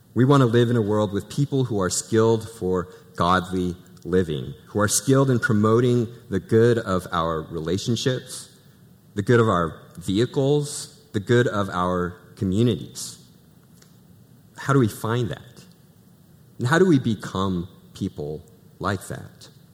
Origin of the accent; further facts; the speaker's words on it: Pacific Northwest, United States; moved away; I'm originally from the Pacific Northwest